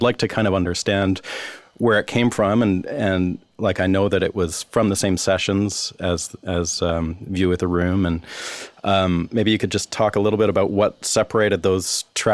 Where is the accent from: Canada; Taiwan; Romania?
Canada; now in Nashville, United States; I'm Canadian